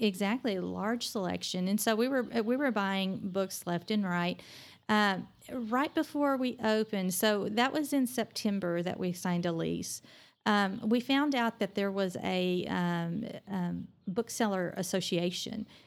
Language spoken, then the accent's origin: English; Oklahoma, United States; also born or lived in Durham, North Carolina; now in Amarillo, United States; growing up in Oklahoma